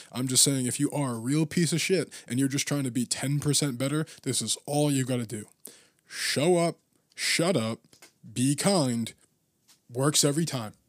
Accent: Gloucester, Massachusetts, United States; now in Boston, United States; we grew up together, uh, in Gloucester

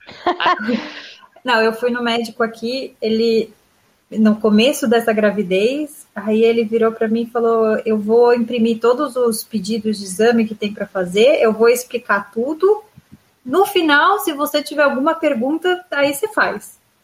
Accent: Brazil; now in Israel; Eu tô acostumada com tratamento particular do Brasil

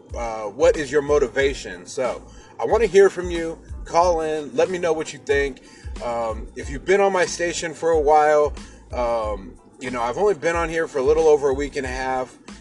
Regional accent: Seattle, Washington, United States; I'm from Seattle, Washington.

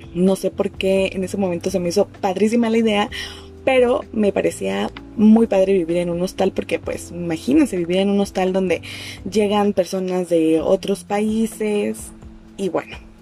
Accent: Mexico City, Mexico; also born or lived in Chetumal, Quintana Roo; Yo soy de la Ciudad de México, me fui a estudiar a Chetumal

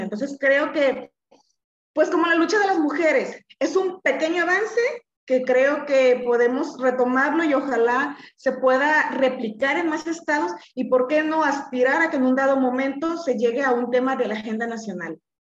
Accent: Colima, Mexico; soy de Colima

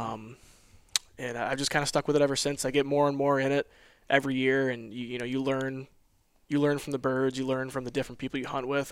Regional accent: Western New York, United States; I'm from Western New York. I'm about four hour drive from Coble Skill, um, right up on Lake Ontario.

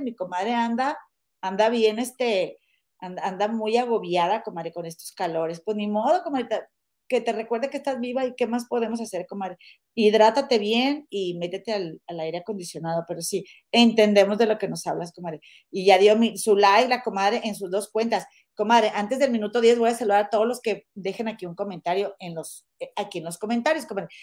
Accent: Monterrey, Nuevo León, Mexico; somos de Monterrey

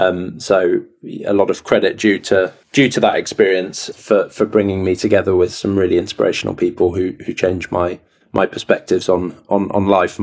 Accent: Castilla-La Mancha, Spain; also born or lived in Dorset, England; I grew up partly in central Spain, between central Spain and Dorset on the southwest coast.

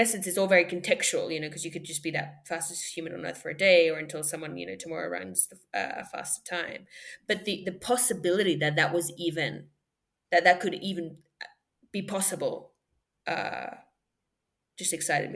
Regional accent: Perth, Western Australia, Australia; also born or lived in Paris, France; I grew up in Perth, Australia, amongst other places. My dad is French. My mom is Moroccan. I was born in Paris.

